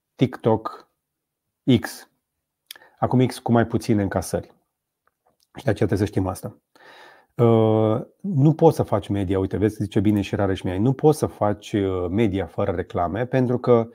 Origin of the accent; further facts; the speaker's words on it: Romania; first language Romanian; suntem români